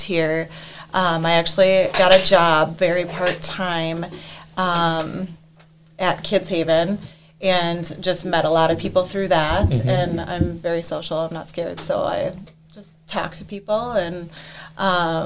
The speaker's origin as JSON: {"language": "English", "town": "Fergus Falls", "region": "Minnesota", "country": "United States", "tie": "born or raised there", "also_born_or_lived": "Eden Valley, Minnesota / St. Cloud, Minnesota", "moved": "as an adult", "said": "I am from Fergus Falls, Minnesota. My parents growing up, they owned, it was Tires Plus"}